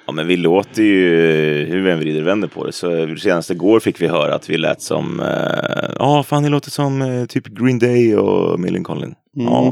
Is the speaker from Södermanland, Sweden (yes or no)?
yes; Stallarholmen, Södermanland, Sweden; Ja. Jag är från Stallholmen.